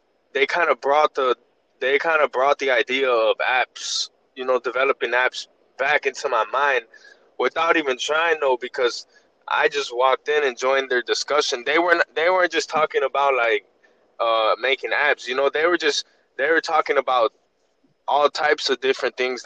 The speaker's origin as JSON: {"language": "English", "town": "Chicago", "region": "Illinois", "country": "United States", "said": "Chicago, United States"}